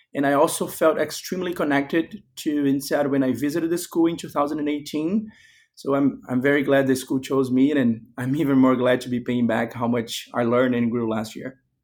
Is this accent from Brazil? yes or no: yes; Brazil; moved away as an adult; I was born and raised in Brazil, while my father's family comes from Spain